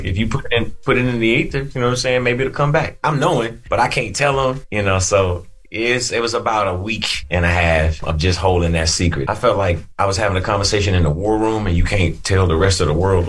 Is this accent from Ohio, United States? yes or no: no; Atlanta, Georgia, United States; also born or lived in Chattanooga; I'm originally from Chattanooga, Tennessee, but I was raised in Atlanta and Atlanta raised the artist that I am.